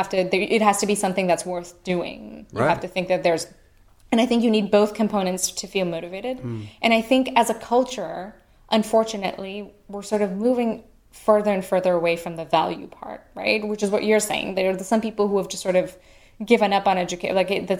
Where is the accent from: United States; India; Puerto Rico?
India; moved away; I grew up in India